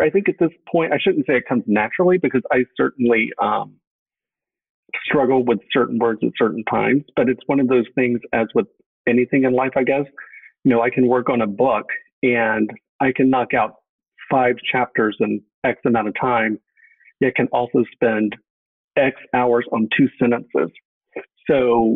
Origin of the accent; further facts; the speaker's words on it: East Texas, United States; I grew up in East Texas, about 2 hours east of Dallas, in a small town